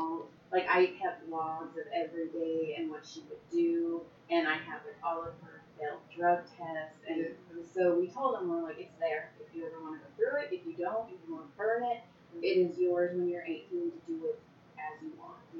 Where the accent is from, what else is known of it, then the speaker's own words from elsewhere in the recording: Nova Scotia, Canada; Nova Scotia. My mom's from Utah, though.